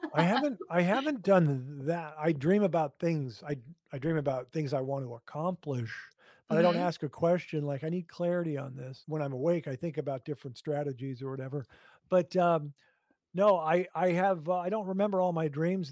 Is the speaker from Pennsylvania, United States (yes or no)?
no; Hastings, Minnesota, United States; also born or lived in New Jersey; we moved from New Jersey to Hastings, Minnesota. And my my brother and sister were in school, and I was not yet in kindergarten